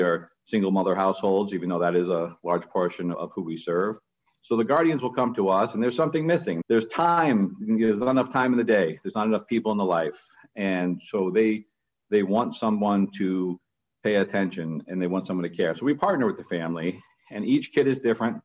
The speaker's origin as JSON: {"language": "English", "town": "New York City", "region": "New York", "country": "United States", "tie": "born or raised there", "moved": "yes", "lives_now": "Massachusetts, United States", "said": "I grew up in Queens, New York, which is just rated one of the most diverse counties in America"}